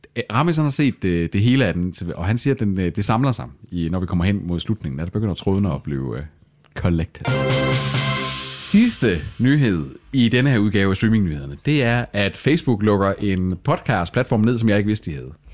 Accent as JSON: {"language": "Danish", "area": "Salling", "region": "Central Denmark Region", "country": "Denmark", "said": "vi er jo ikke midtjyder. Vi er heller ikke rigtig vestjyder. Vi, vi er jo salingenser"}